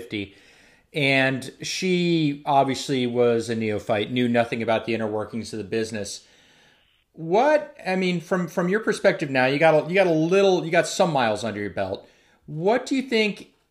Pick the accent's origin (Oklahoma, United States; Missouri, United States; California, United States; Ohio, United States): Ohio, United States; Zanesville; I was born in Zanesville, Ohio.